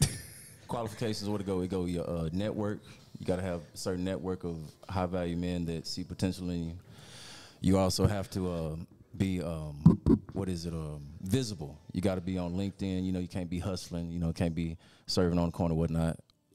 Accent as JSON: {"language": "English", "town": "Dallas", "region": "Texas", "country": "United States", "said": "I'm from Dallas, from Texas. 39 years old, divorced, two boys."}